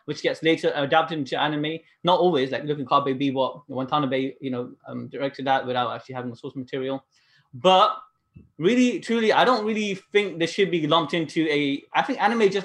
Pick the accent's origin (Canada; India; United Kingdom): United Kingdom; now in Yuma, United States; So I'm technically from UK